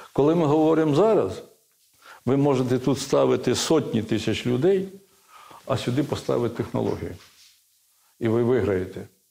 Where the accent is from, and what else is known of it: Ukraine